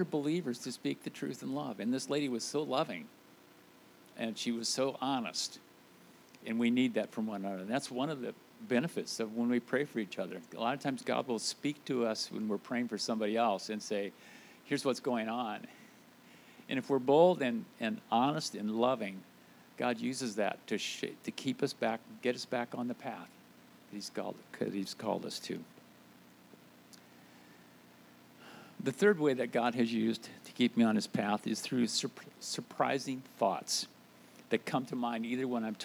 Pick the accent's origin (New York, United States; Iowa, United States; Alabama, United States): Iowa, United States; moved away as an adult; now in Vermont, United States; I grew up in Iowa, so I felt like I'd had my quota of snow and winter